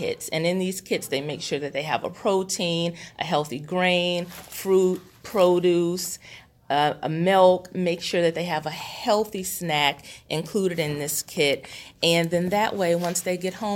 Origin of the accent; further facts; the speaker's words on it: Houston, Texas, United States; moved away; I'm originally from Houston, Texas